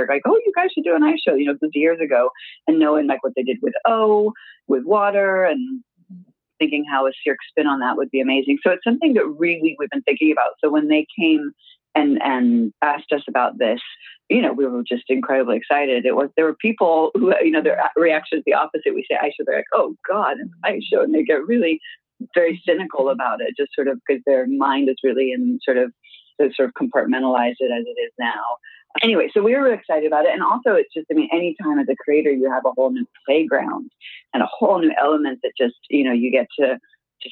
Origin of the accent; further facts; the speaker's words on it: California, United States; now in Montreal, Canada; I'm from California